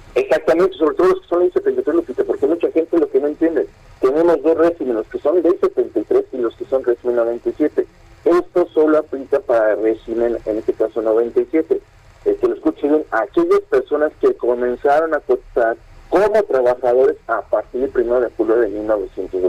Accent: Mexico; nosotros como mexicanos

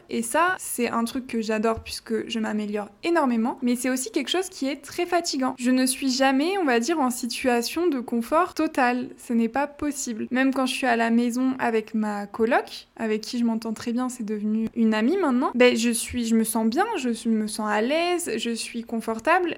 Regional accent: France; first language French; moved away as an adult; now in Mexico City, Mexico; ça fait plus d'un an que je suis partie de France

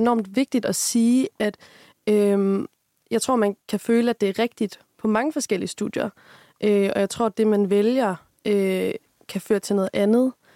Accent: Aarhus, Central Denmark Region, Denmark; moved away as an adult; now in Aalborg, Denmark; jeg kommer egentlig oprindeligt fra Aarhus af

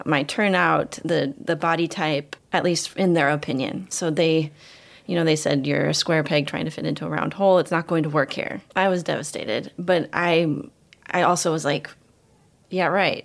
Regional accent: Ames, Iowa, United States; moved away; also born or lived in Israel; I'm from Ames, Iowa

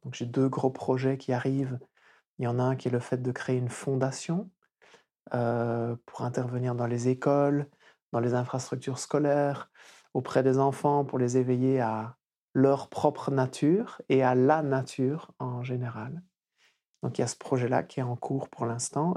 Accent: Wallonia, Belgium; also born or lived in Flanders; je suis né en Wallonie, qui est la partie francophone du pays

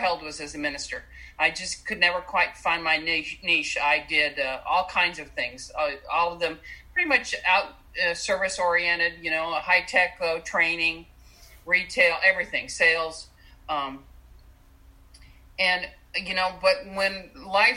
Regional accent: Southern California, United States; I grew up in Southern California

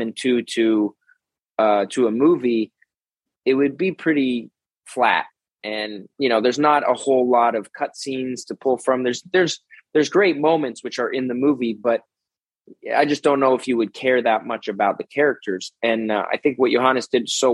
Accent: Toronto, Ontario, Canada; moved away as an adult; also born or lived in Los Angeles, United States; It's a fun city. I grew up here

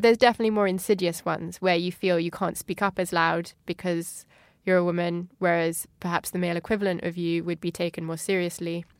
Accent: Paris, Île-de-France, France; moved away as an adult; also born or lived in Kent, England; now in London, United Kingdom; I moved out of Kent uh, with my family when I was about six and a half. And my family actually moved to France, to Paris

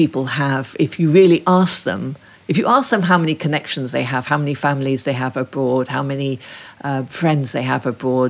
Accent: Ethiopia; I think that's because I grew up in Ethiopia, where nobody really knew about that suffragette heritage.

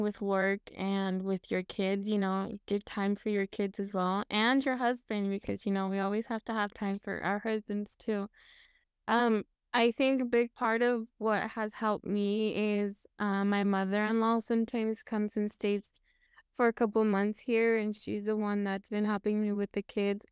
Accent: Washington, United States; I was born and raised in Washington State, um, that is currently where I live

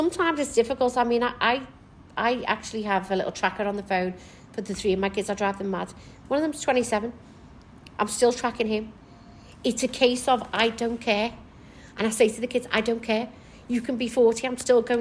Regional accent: Kirkby, North West England, United Kingdom; also born or lived in Maghull; now in Liverpool, United Kingdom; Originally, from Kirby. I was raised in Kirby

